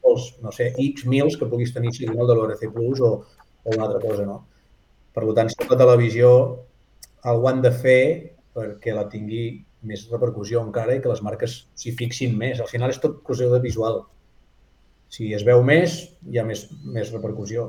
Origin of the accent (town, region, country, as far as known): Girona, Catalonia, Spain